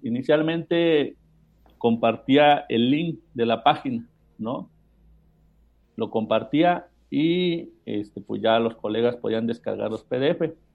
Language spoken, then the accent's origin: Spanish; Mexico; todos los mexicanos sabemos muchas groserías.